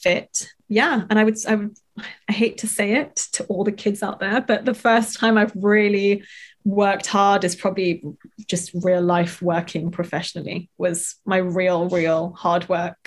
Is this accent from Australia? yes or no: no; London, United Kingdom; we grew up in North London and we had a nice sort of normal life